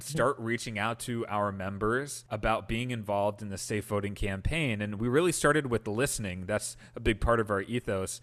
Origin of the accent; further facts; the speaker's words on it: Wisconsin, United States; I grew up in Wisconsin, and the early ideas for Millennial Action Project really came about from my upbringing here